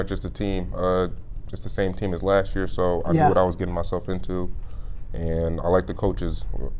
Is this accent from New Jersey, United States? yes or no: yes; Orange, New Jersey, United States; moved away; Orange, New Jersey.